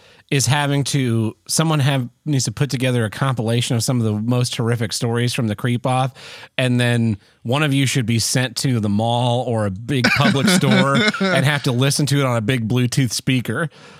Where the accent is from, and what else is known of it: Oklahoma, United States; born or raised there